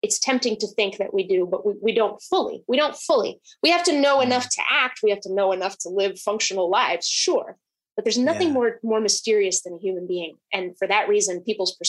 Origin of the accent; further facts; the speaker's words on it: New Hampshire, United States; also born or lived in Monterrey, Mexico; now in Seattle, United States; I was born in Mexico. I came to the States with my family when I was 6. And then pretty soon we moved to New Hampshire